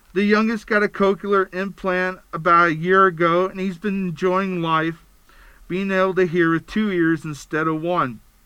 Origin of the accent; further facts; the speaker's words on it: Pennsylvania, United States; moved away as an adult; now in Utah, United States; I was born and raised in Pennsylvania. I moved to Utah to be closer to my family after my first divorce